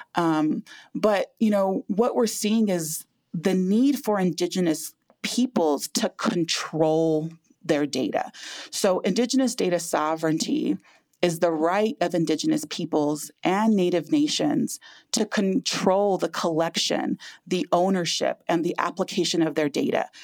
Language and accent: English; Lame Deer, Montana, United States; I was born and raised in Lame Deer, Montana, which is a small community on the Northern Cheyenne Indian Reservation